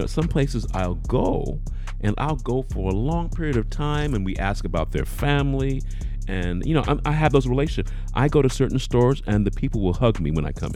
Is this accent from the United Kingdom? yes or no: yes; United Kingdom; moved away; as a British person, I'll say